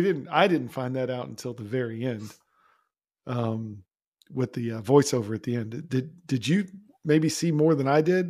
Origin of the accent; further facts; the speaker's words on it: Florida, United States; also born or lived in Georgia; That background here, I grew up in Florida. I went to school in the University of Florida. I lived in Georgia for 4 years.